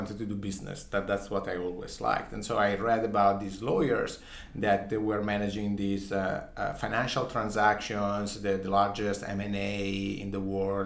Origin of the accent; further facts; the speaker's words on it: Ferrara, Emilia-Romagna, Italy; I grew up in a small town, a small city called Ferrara